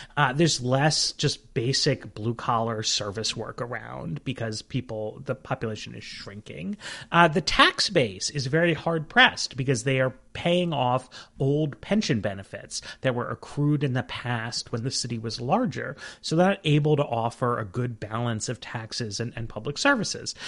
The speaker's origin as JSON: {"language": "English", "region": "New York", "country": "United States", "tie": "born or raised there", "moved": "yes", "said": "I grew up in New York"}